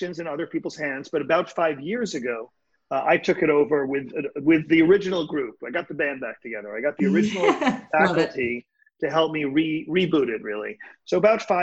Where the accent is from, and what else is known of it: New York City, New York, United States; born or raised there